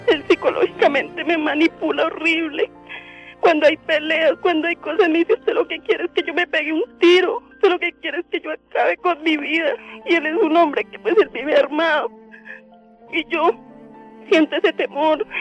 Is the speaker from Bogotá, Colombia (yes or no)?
no; Villavicencio, Meta, Colombia; moved away; nosotros somos de Villavicencio